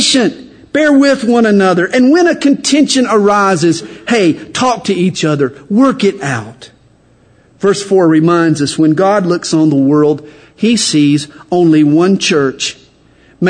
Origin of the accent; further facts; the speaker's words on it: the South, United States; accent: Southern; I'm from the South. I just open my mouth. And my accent gives me away